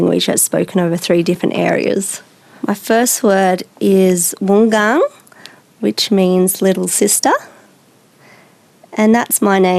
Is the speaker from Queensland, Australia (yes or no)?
no; Biripi country, New South Wales, Australia; I'm from Biripi country